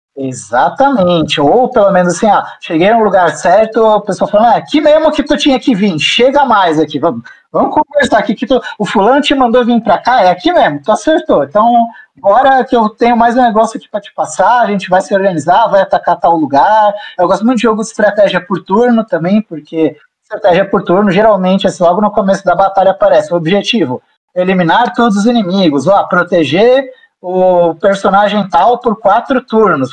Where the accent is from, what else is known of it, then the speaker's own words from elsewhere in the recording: Brazil; sendo brasileiro